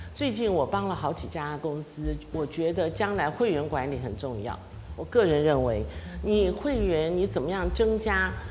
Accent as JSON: {"language": "Chinese", "country": "Taiwan", "said": "我们台湾人"}